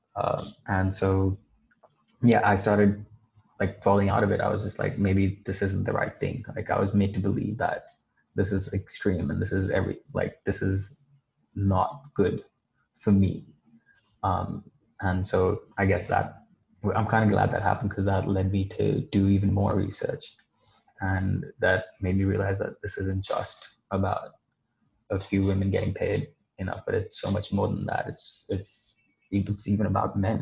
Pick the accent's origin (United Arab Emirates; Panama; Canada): United Arab Emirates; Dubai; I was born and brought up in Dubai